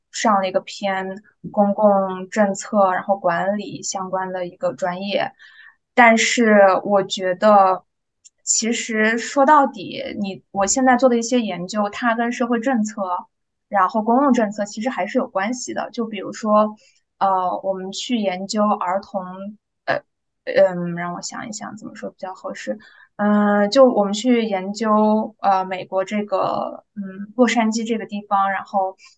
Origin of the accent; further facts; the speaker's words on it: Urumqi, Xinjiang, China; moved away as an adult; now in United States; 咱们在，呃，新疆出生长大的，呃，孩子